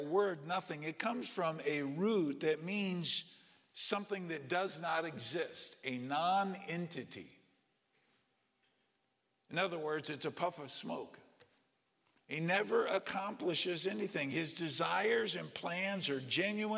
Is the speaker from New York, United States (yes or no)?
no; California, United States; as a little kid growing up in California